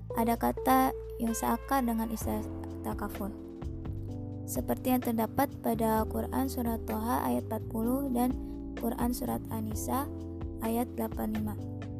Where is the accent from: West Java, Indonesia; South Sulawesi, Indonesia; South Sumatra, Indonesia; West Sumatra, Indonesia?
West Java, Indonesia; Parung; Saya berasal dari Parung, Bogor